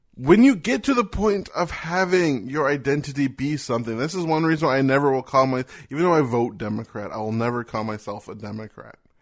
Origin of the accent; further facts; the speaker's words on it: United States; I am an American.